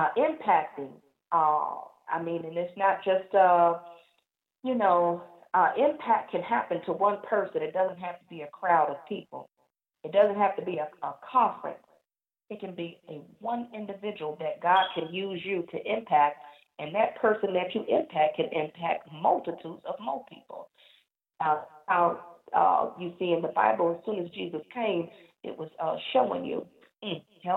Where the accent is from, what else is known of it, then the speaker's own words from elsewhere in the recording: New Jersey, United States; I'm from New Jersey, and we call it wreck shop in New Jersey